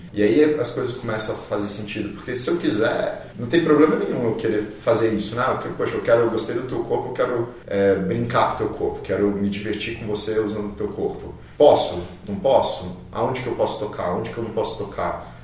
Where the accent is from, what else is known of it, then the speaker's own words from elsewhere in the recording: Brazil; a primeira reação que eu tive como brasileiro, como essa coisa que eu cresci sendo essa coisa meio latina